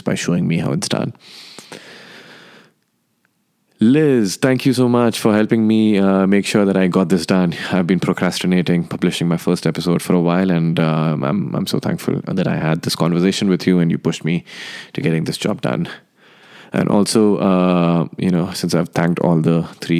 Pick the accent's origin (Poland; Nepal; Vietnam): Nepal; also born or lived in India; now in Los Angeles, United States; I am from India and I grew up in Nepal.